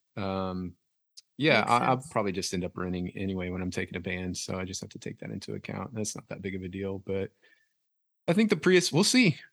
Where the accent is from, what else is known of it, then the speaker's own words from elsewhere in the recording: Louisiana, United States; moved away as an adult; now in Nashville, United States; I am from Louisiana originally.